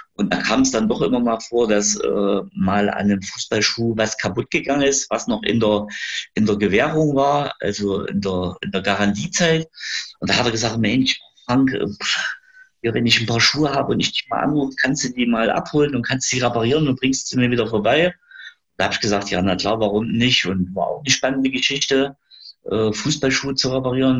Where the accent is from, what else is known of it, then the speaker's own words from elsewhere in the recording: Gera, Thuringia, Germany; ich bin äh, Gerscher. Ähm, ich bin geboren in Gera, bin auch immer in Gera gewesen